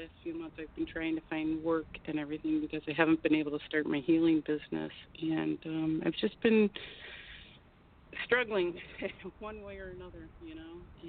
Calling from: Miami, Florida, United States; from Miami, Florida.

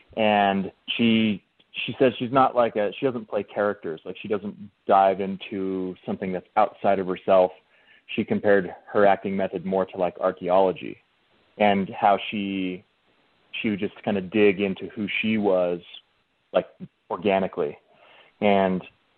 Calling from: Utah, United States; Hey, what's going on, man? … from Utah.

